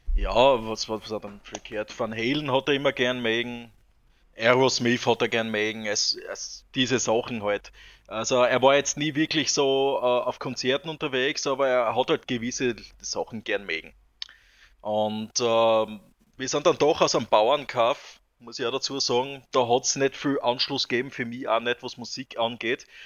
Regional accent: southern Styria, Austria; wir kommen zwar alle aus, aus der Steiermark, aber ich bin persönlich äh, im Süden aufgewachsen, also lebe im Süden der Steiermark

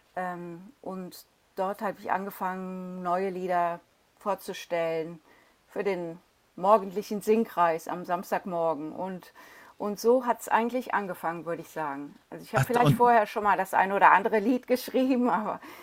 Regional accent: Cologne, North Rhine-Westphalia, Germany; now in London, United Kingdom; Ich komme ja aus Köln

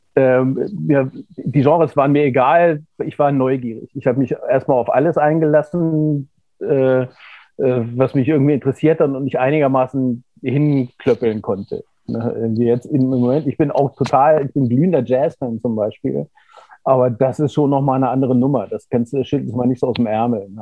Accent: Göttingen, Lower Saxony, Germany; also born or lived in Kassel; ich bin zwar in Kassel geboren, aber ich bin in Göttingen aufgewachsen.

